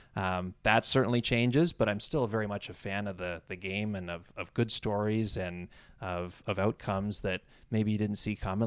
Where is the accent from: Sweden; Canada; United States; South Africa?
Canada; Campbell River, British Columbia; moved away as an adult; now in Toronto, Canada; I grew up in Campbell River, uh, town of about thirty